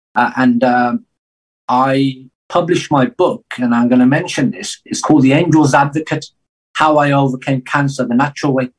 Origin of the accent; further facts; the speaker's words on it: England, United Kingdom; I grew up in England